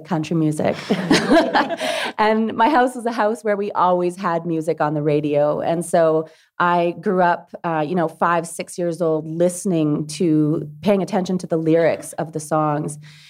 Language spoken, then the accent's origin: English; Dauphin, Manitoba, Canada; I lived in a small town. I grew up in Dauphin. It's a town of about 6,000, 7,000 people.